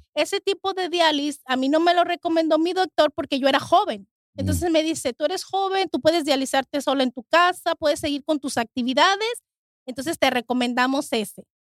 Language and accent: Spanish; Mexico; now in United States; soy de México y yo en México nunca ah, tuve asma